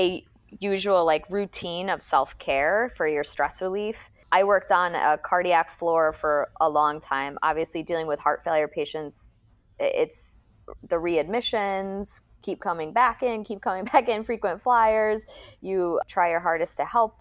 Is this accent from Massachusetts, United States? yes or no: yes; the Berkshires, Massachusetts, United States; moved away; I grew up in the Berkshires of Massachusetts